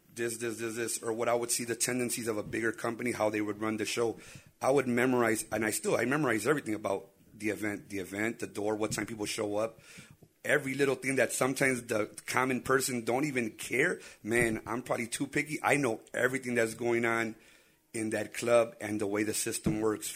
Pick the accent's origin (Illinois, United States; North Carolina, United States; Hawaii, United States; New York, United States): Illinois, United States; Chicago; we can't hide that we were born here